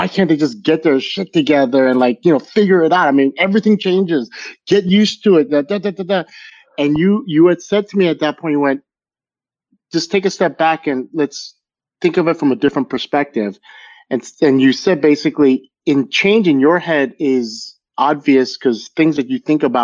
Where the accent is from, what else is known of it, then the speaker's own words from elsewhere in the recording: Los Angeles, California, United States; I'm actually from LA, like born and raised in LA.